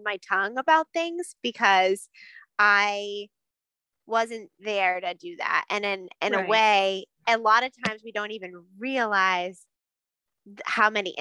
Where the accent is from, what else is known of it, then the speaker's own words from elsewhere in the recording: Maine, United States; we're from Maine